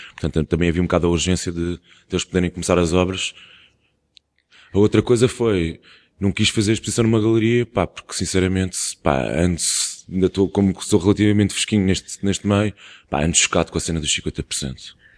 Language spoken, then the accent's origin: Portuguese; Portugal; é uma coisa que já existe na nossa cultura como portugueses também há muito tempo